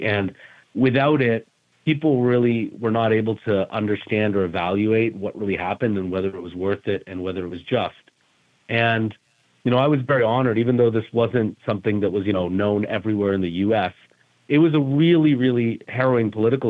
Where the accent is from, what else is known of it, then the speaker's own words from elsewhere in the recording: Canada; now in New York, United States; I sat through it as a Canadian citizen, now living in New York, though, and working and practicing law here.